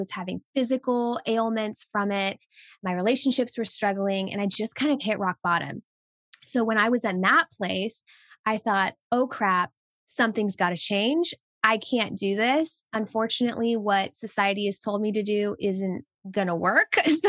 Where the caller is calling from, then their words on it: Tennessee, United States; Yes, I am tuning in from East Tennessee, USA. So I'm near the Smoky Mountains and it is beautiful.